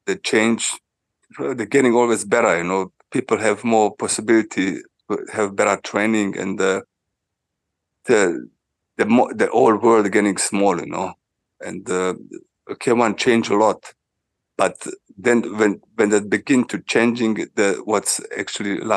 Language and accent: English; Switzerland; it was in Switzerland and uh, was in my hometown, you know